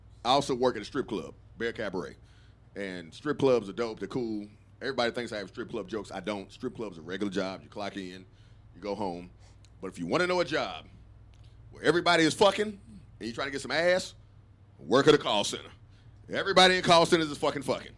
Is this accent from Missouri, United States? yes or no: no; Austin, Texas, United States; also born or lived in Virginia; I'm from Austin